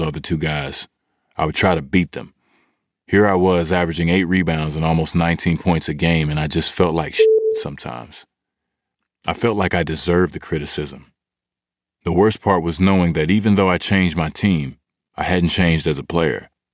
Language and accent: English; Hutchins, Texas, United States; I am originally from Hutchins, Texas